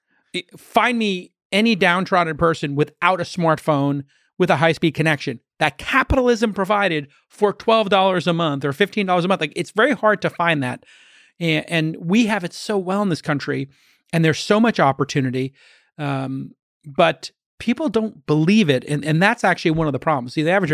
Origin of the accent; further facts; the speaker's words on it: New York City, New York, United States; I was a kid from Brooklyn, went to school at night